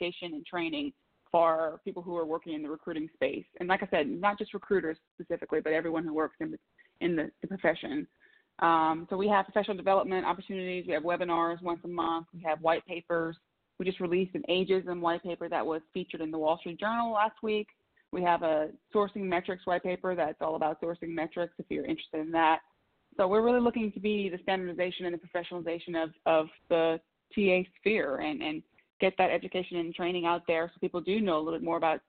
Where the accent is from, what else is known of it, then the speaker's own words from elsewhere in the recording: Louisiana, United States; also born or lived in Raleigh, North Carolina; now in Washington, D.C., United States; I am originally from Louisiana